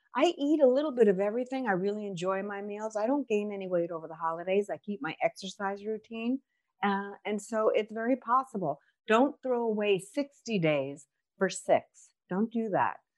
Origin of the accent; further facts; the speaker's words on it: New York, United States; accent: New York; moved away; I'm originally from New York, so my accent jacks everything up as always